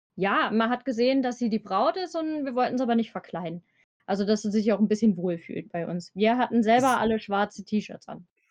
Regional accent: Eifel, Germany; accent: Eifel; wie man an meiner Sprache vielleicht erkennen kann, ich komme aus dem Eifler-Raum

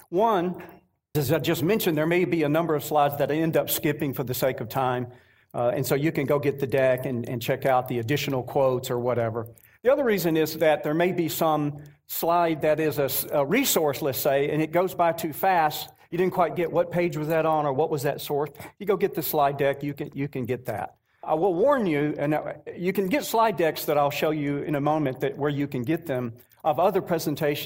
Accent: North Georgia, United States; Rebecca and I are from North Georgia, right around the Atlanta area

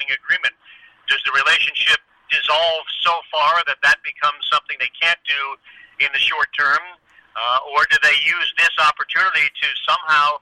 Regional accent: Boston, Massachusetts, United States; moved away; also born or lived in Harrisburg, Pennsylvania; I grew up in Boston, and Boston is a very hardcore sports town

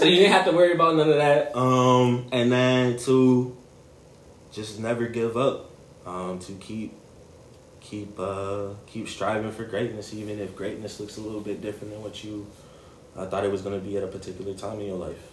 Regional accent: Gary, Indiana, United States; growing up in Gary

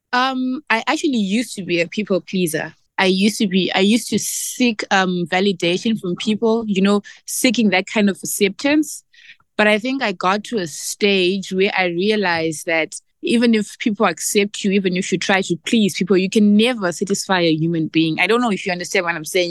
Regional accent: Zimbabwe; we, Zimbabwean women

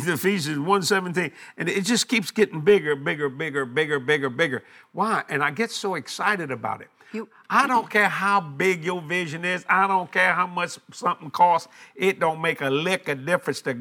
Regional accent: United States; I'm an American

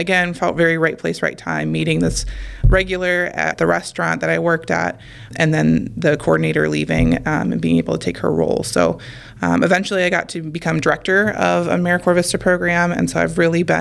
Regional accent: Toledo, Ohio, United States; I'm originally from Toledo, which is where I went to college

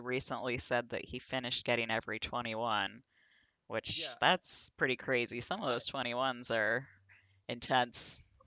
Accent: the Northwest, Pacific Northwest, United States; moved away; I'm originally from the Northwest

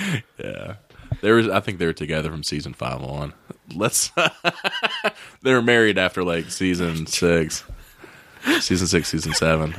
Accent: West Virginia, United States; I'm just from West Virginia.

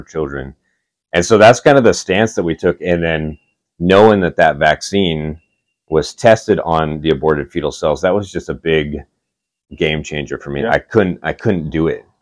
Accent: Oceanside, California, United States; moved away as an adult; now in Augusta, Georgia, United States; I grew up in Oceanside, which is like North San Diego County.

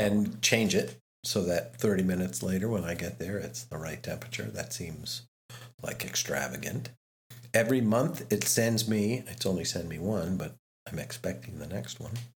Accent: United States; I'm the American in the group

